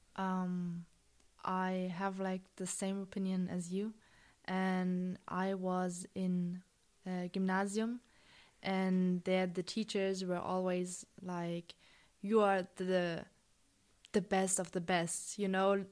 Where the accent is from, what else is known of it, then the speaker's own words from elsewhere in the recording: Germany; I'm not from Austria, I'm from Germany